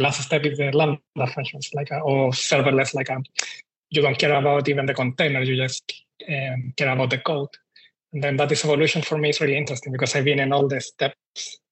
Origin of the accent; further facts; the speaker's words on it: Chile; moved away as an adult; now in Australia; I'm from Chile. I moved to Australia around nine nine years ago now